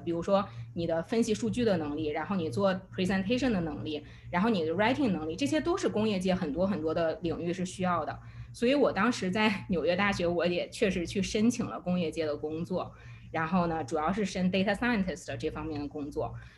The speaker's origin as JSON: {"language": "Chinese", "country": "China", "moved": "yes", "said": "我中国人的 identity"}